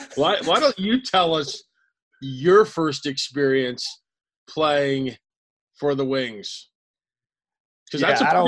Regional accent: United States; as an American that's never played box

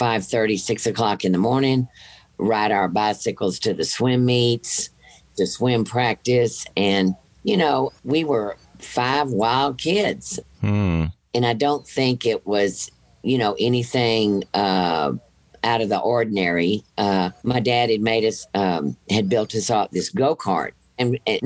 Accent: Rosenberg, Texas, United States; I grew up in a town outside of Houston, Rosenberg, Texas

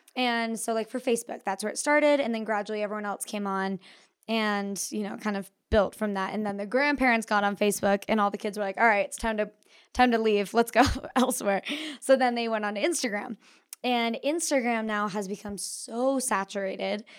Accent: Park City, Utah, United States; also born or lived in New York; I grew up here in Park City

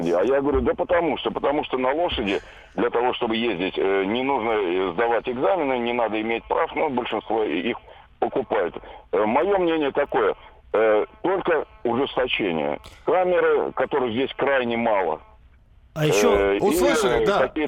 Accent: Volga region, Russia; сам я родом с Поволжья, ездил туда к родственникам

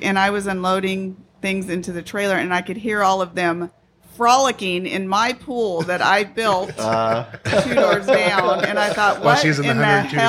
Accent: San Diego, California, United States; moved away as an adult; also born or lived in Mammoth Lakes / Pacific Northwest; I was born and raised here.

